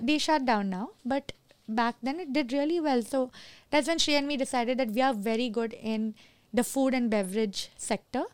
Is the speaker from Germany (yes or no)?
no; Kuwait; moved away; I'm born and raised in Kuwait